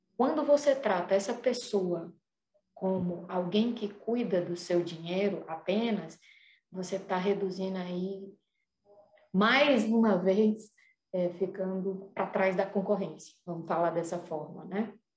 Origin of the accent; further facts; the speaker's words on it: Fortaleza, Ceará, Brazil; moved away as an adult; also born or lived in Curitiba; Morei dez anos em Curitiba e voltei pra Fortaleza, sou daqui de Fortaleza